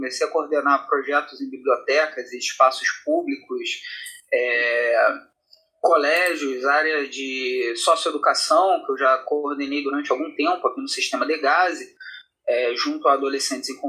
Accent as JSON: {"language": "Portuguese", "region": "Rio de Janeiro", "country": "Brazil", "tie": "born or raised there", "said": "sou uma pessoa nascida e criada no, na periferia do Rio de Janeiro, eu sou aqui do, do Complexo do Alemão, o sotaque não me deixa mentir"}